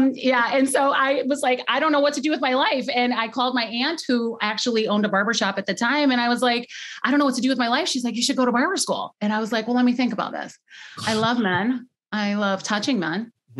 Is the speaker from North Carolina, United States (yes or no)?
no; Youngstown, Ohio, United States; now in Cleveland, United States; So I actually grew up in Youngstown, which is about an hour south.